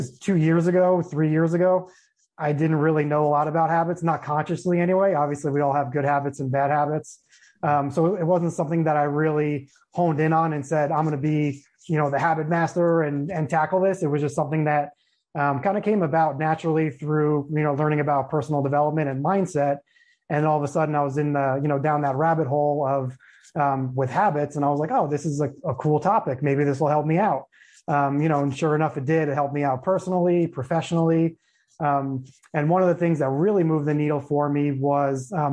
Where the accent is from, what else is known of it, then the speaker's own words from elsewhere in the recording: Long Island, New York, United States; moved away as an adult; now in Phoenix, United States; I was born and raised on Long Island